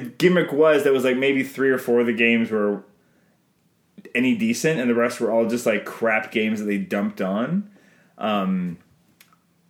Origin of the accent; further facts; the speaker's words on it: Canada; I'm Canadian filmmaker